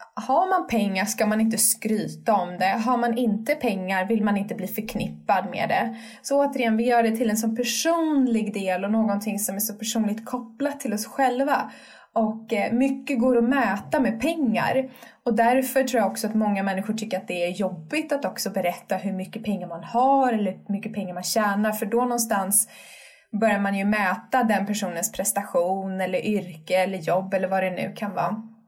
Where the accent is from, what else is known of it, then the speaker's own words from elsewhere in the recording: Sweden; vi svenskar